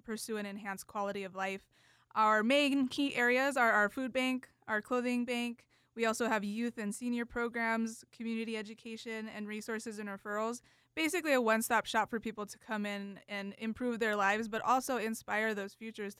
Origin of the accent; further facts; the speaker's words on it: Oracle, Arizona, United States; I grew up in Oracle, actually, so that's the only place we went on field trips